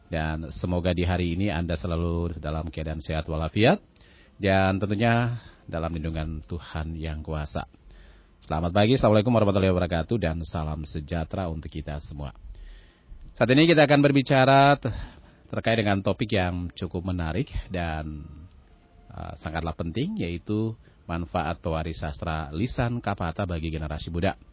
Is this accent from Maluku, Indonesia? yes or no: yes; Maluku, Indonesia; Nah tentunya bagi kita orang Maluku, kata kapata ini saya akan menjadi simbol identitas kemalukuan.